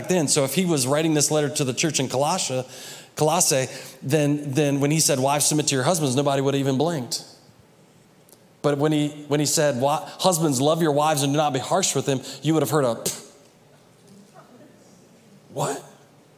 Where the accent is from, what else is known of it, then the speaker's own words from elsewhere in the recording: United States; we were raised in the United States